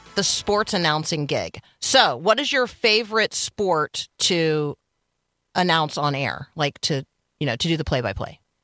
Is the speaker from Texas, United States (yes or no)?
no; Tampa, Florida, United States; I grew up in Tampa, Florida